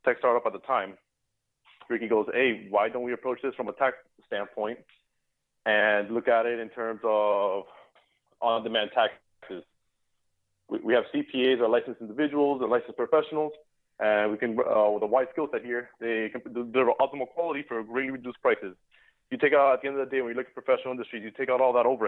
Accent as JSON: {"language": "English", "town": "Miami", "region": "Florida", "country": "United States", "tie": "born or raised there", "said": "I grew up in Miami, Florida, as did my co-founder, to a Cuban family"}